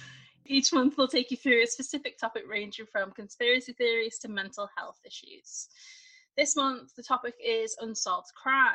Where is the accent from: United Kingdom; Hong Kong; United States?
United Kingdom; England; We're English